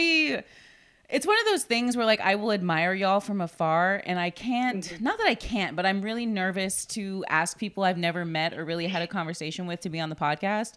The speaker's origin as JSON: {"language": "English", "town": "Corpus Christi", "region": "Texas", "country": "United States", "tie": "born or raised there", "said": "I'm born and raised in Corpus Christi."}